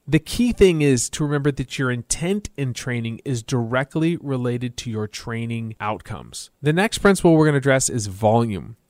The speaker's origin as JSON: {"language": "English", "region": "Texas", "country": "United States", "said": "I'm from Texas, and in my home state, we love to smoke meat"}